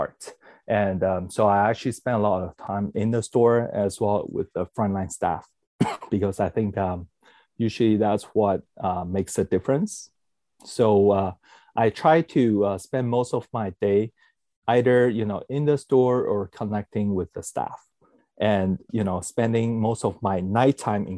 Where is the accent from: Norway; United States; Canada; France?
Canada; also born or lived in Taiwan; I was born in Taiwan, but, I was raised in Canada.